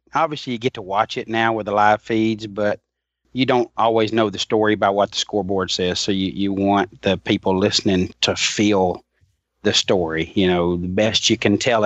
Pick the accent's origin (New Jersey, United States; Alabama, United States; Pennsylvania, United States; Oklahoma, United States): Alabama, United States; a guy from a little town in Alabama